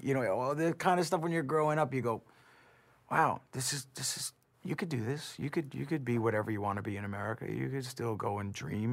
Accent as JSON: {"language": "English", "region": "New Jersey", "country": "United States", "tie": "born or raised there", "said": "my hometown, it was very middle class, hardworking, ethnically diverse, middle class New Jersey"}